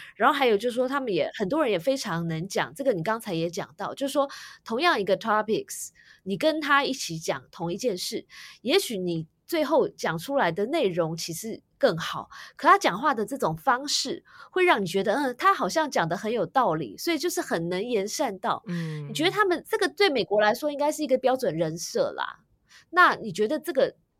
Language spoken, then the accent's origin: Chinese; Taiwan; 我自己也是在台湾土生土长的